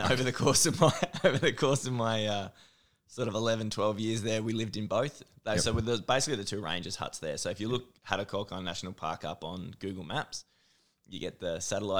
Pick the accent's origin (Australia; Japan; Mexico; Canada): Australia; Victoria; also born or lived in Mildura; Yes, so country Victoria. So I was born in Mildura.